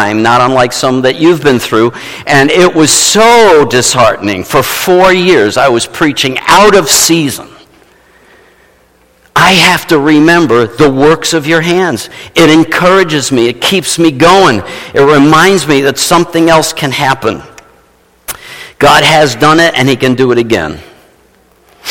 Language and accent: English; New York City, New York, United States; moved away; I was from New York City